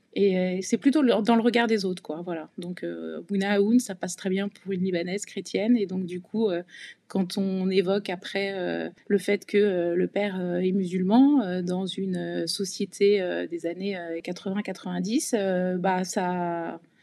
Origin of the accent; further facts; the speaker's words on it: Provence-Alpes-Côte d'Azur, France; also born or lived in Rueil-Malmaison, Hauts-de-Seine / Paris region / Cagnes-sur-Mer / Nice; on a grandi euh, entre la région parisienne et la Côte d'Azur